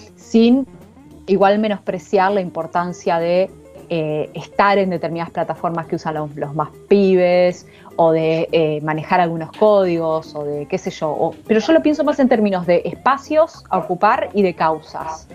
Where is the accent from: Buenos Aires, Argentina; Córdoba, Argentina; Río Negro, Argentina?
Río Negro, Argentina; Viedma; yo soy de Vietnam, de Río Negro